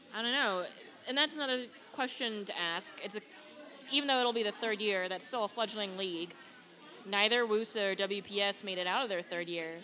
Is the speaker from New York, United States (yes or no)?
no; Boston, Massachusetts, United States; I'm from Boston